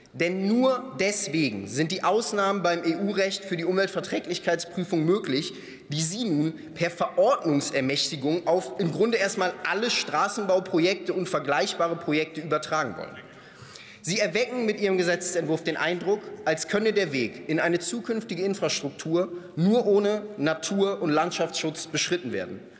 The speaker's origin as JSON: {"language": "German", "region": "North Rhine-Westphalia", "country": "Germany", "said": "Ich komme selbst aus NRW"}